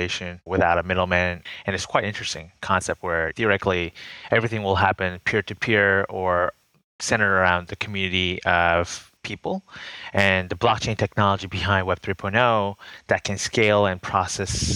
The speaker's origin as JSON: {"language": "English", "town": "Boston", "region": "Massachusetts", "country": "United States", "tie": "born or raised there", "said": "I grew up in Boston"}